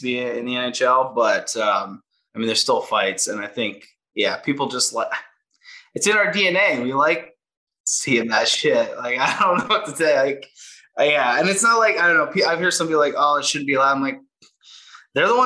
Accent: Canada; being Canadian

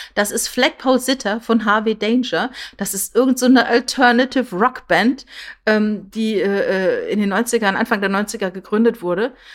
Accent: Püttlingen, Saarland, Germany; accent: Saarländisch; moved away; ich komme aus dem Saarland, ne, ich bin in, in Püttlinge geboren

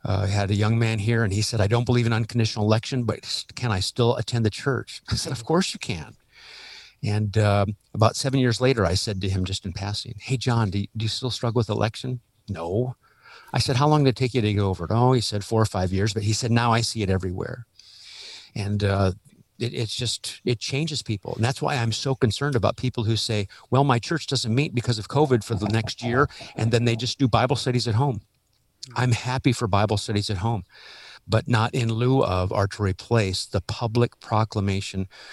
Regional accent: Omaha, Nebraska, United States; also born or lived in Los Angeles, California; now in Worcester, United States; Born and raised in Omaha, moved in 82 to Los Angeles

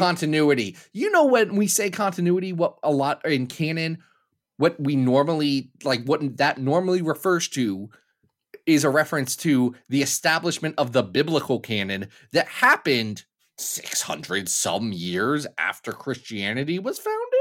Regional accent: Ohio, United States

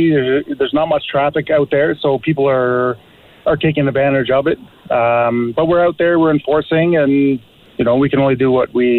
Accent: Toronto, Ontario, Canada; grew up Scarborough, now I'm in Bond.

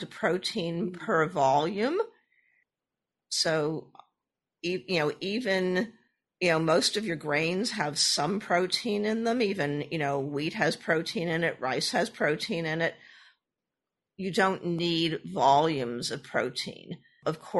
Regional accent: Boston, Massachusetts, United States; I was born and raised in the Boston area.

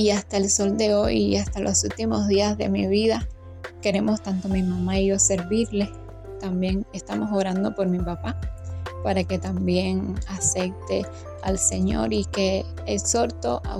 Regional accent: Havana, Cuba; Soy de La Habana, Cuba.

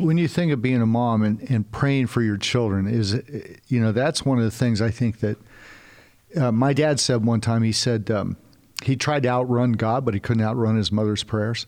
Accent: California, United States; now in Texas, United States; we're originally from California, now we live in Texas.

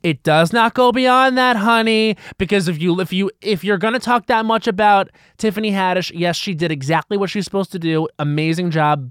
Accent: Long Island, New York, United States; I'm from Long Island where it was very sports. Like, my dad was very much a sports dad

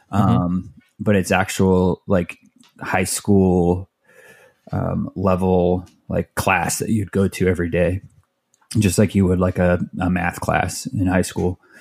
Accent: Mesa, Arizona, United States; also born or lived in Tempe, Arizona / Phoenix, Arizona; I grew up in Mesa, which is like a suburb of, of Phoenix

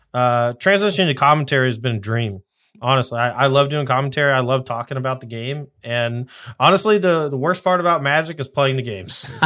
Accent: the South, United States; I'm from the South

